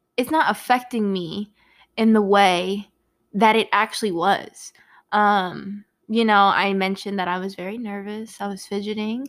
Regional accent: Virginia, United States; also born or lived in Brooklyn, New York / Richmond, Virginia; I was born in Brooklyn, New York, and moved to Virginia before I could even speak. So, I was not born out here, but definitely raised, and I am a head ass for Virginia, and seven five seven

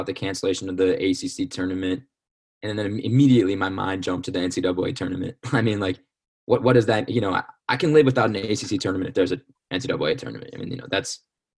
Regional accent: Charlottesville, Virginia, United States; I grew up in Charlottesville

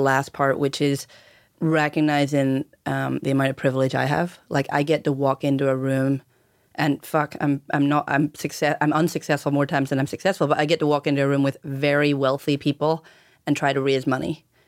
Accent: outside Belfast, Northern Ireland, United Kingdom; moved away as an adult; also born or lived in Cambridge / London / Oregon; growing up in Ireland

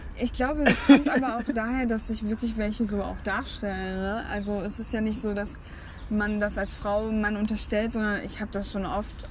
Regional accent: Bielefeld, North Rhine-Westphalia, Germany; ich aus Bielefeld komme

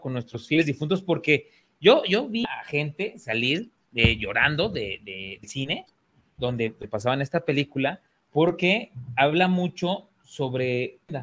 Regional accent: Mexico; tenemos como mexicanos

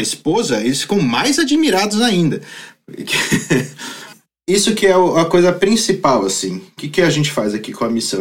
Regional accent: Brazil; moved away as an adult; now in Aalborg, Denmark; nós, como brasileiros

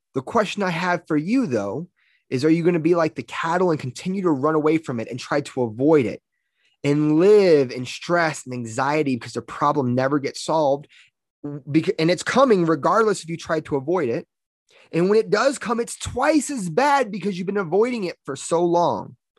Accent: Louisiana, United States; now in Colorado, United States; I'm from Louisiana.

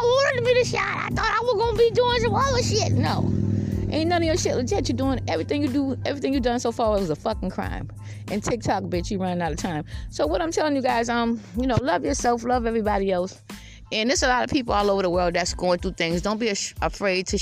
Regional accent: Georgetown, South Carolina, United States; also born or lived in Columbia, South Carolina / Lexington, South Carolina / Irmo, South Carolina; I'm from Georgetown, South Carolina, but I moved down here where I'm at now

